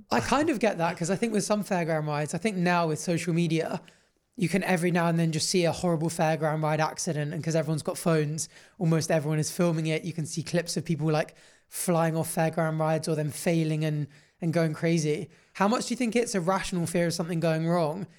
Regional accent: Jersey; growing up in Jersey on an island

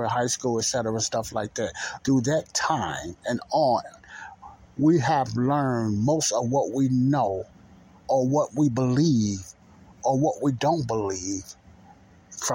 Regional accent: United States; my beloved country, United States of America.

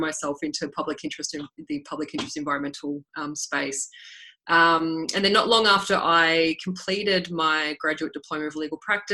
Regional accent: Latrobe Valley, Victoria, Australia; I grew up in the Latrobe Valley in Victoria

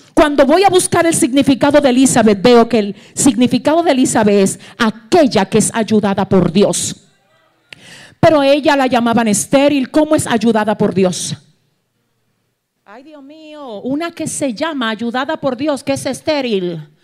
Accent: Cibao, Dominican Republic; yo soy cibaeña

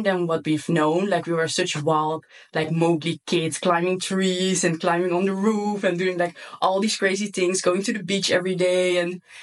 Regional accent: Netherlands; English is a second language; also born or lived in Curaçao; I'm born in Curaçao, which is like a super small island just above Venezuela. It's from the Dutch kingdom. And when I was 5 years old, I moved to the Netherlands

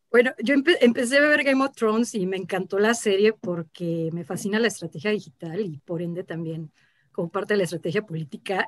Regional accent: Guadalajara, Jalisco, Mexico; moved away as an adult; now in Mexico City, Mexico; me mudé muy chica a Guadalajara

